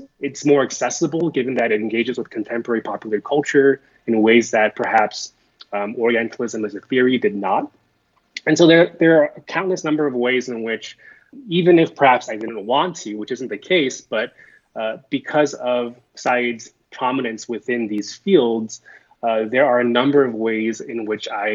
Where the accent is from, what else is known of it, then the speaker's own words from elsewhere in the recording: United States; I'm Korean American, second generation, an individual of Korean descent.